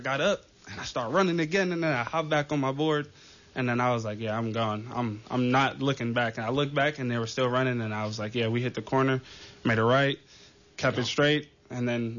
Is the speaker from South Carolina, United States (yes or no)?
no; Oakland, California, United States; also born or lived in Daly City; I came from Oakland, originally from Oakland.